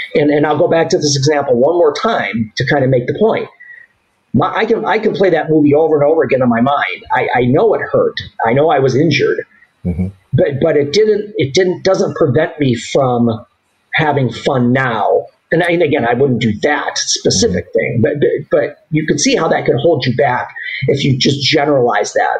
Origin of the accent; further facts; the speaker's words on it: Southgate, Michigan, United States; I grew up in Southgate. It's a suburb of Detroit, just south of Detroit